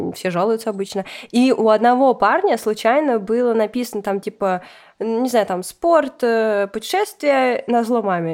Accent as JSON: {"language": "Russian", "country": "Russia", "said": "я сама россиянка"}